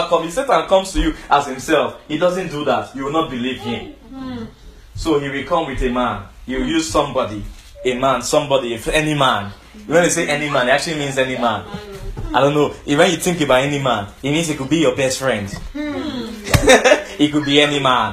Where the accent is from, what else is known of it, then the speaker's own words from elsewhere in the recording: Lagos, Nigeria; we are from Nigeria, Lagos Island